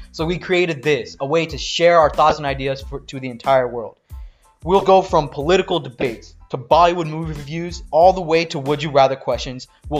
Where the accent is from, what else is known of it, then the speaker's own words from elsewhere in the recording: United States; us as young Indian Americans.